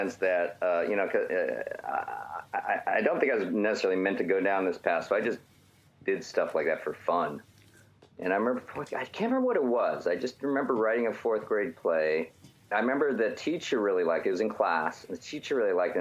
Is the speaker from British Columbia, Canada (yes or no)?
no; Edmonton, Alberta, Canada; moved away; I grew up in the Great White North, Edmonton, Alberta